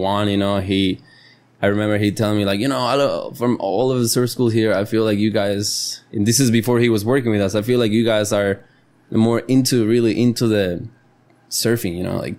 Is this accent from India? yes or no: no; Costa Rica; first language Spanish; English is a second language; my mother tongue is Spanish, you know. I love Spanish, I breathe Spanish, and I'm tico